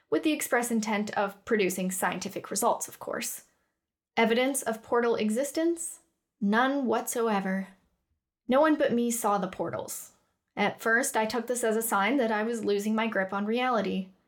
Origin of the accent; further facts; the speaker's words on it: Western Canada, Canada; moved away as an adult; now in Cardiff, United Kingdom; I was born and raised in Canada, on the west side of things. I won't tell you where because, let's be honest, you'd have no idea. But I moved to Cardiff for uni